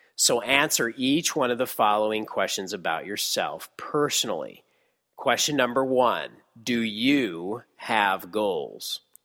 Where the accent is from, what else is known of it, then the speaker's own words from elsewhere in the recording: Texas, United States; my hometown in Texas